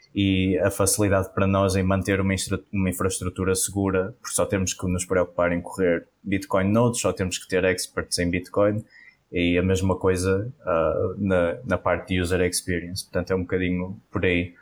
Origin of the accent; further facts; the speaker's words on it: Porto, Norte, Portugal; sou do, do Porto, nascido e criado cá no Norte